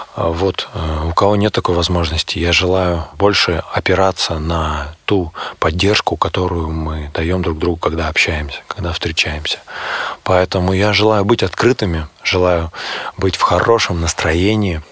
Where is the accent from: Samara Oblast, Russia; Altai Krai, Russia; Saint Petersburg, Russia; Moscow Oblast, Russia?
Altai Krai, Russia; Barnaul; now in Moscow, Russia; в Барнауле. Это мой родной город. Я сам живу, работаю, учусь в Москве